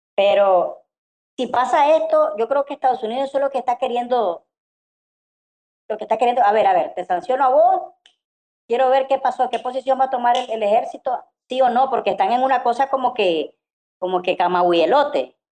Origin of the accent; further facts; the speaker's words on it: Nicaragua; soy nicaragüense